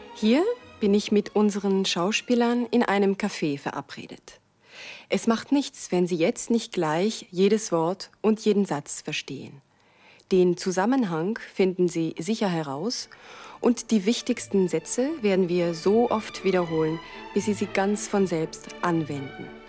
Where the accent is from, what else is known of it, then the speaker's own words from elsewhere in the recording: Toulouse, Occitania, France; ich bin Französin und komme aus Toulouse